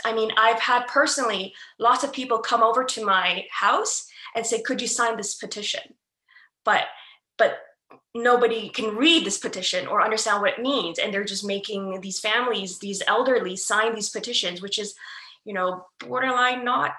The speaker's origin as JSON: {"language": "English", "region": "Ontario", "country": "Canada", "said": "I'm from Canada, so I can only speak about my experiences in specifically Ontario"}